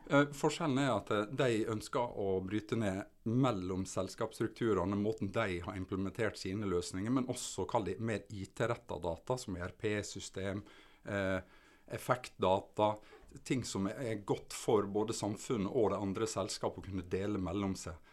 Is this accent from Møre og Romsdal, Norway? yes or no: yes; Sunnmøre, Møre og Romsdal, Norway; also born or lived in Vigra / Ålesund / Oslo; som sunnmøring så går du mye i fjella, Sunnmørsalpene